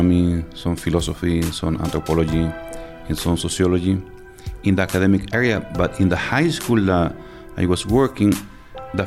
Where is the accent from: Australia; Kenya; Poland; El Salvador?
El Salvador; San Vicente; English is a second language; moved away as an adult; now in Pittsfield, United States; I was born in San Vicente in El Salvador. And I am living in Pittsfield. I've been living here for around 15 years.